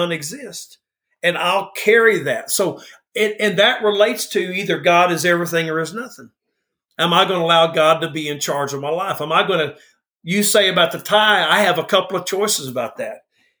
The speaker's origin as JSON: {"language": "English", "region": "the South", "country": "United States", "said": "I'm from the South"}